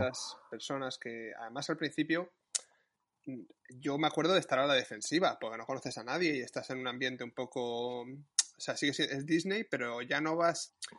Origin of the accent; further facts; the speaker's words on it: Madrid, Community of Madrid, Spain; Y yo soy de Madrid